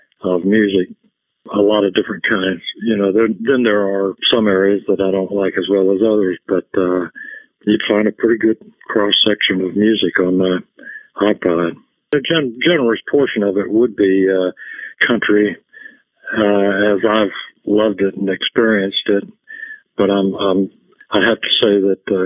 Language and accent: English; Memphis, Tennessee, United States; also born or lived in North Little Rock, Arkansas; I grew up in Memphis